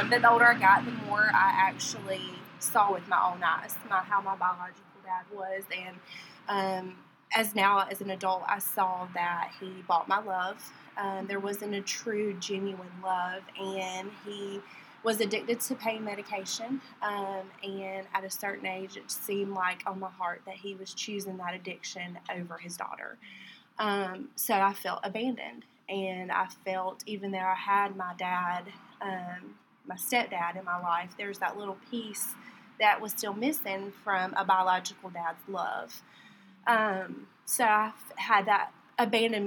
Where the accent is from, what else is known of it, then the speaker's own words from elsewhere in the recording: Warner Robins, Georgia, United States; I'm from Warner Robins. I've lived here my whole life